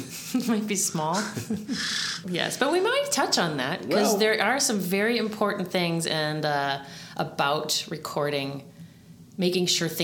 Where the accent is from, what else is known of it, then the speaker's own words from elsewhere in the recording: Oak Park, Illinois, United States; also born or lived in Chicago; I grew up here. I grew up in Oak Park